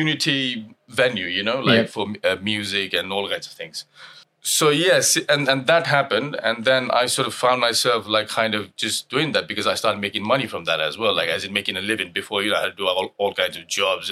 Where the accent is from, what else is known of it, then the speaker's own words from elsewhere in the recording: Nepal; moved away as an adult; now in London, United Kingdom; I was born and brought up in Nepal and moved out here in 1999